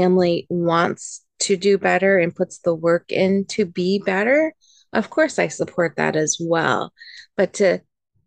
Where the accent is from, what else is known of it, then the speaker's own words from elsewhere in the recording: United States; moved away; also born or lived in Japan; as an American social worker, I've done plenty of home studies